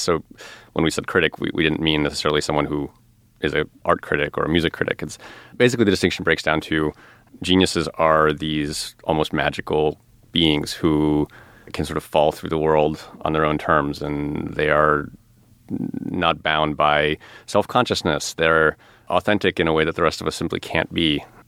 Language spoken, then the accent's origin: English; outside of Chicago, Illinois, United States; I grew up outside of Chicago